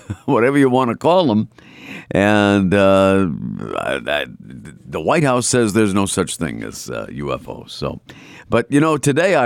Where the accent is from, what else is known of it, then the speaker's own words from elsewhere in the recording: Boston, Massachusetts, United States; accent: Boston; my Boston accent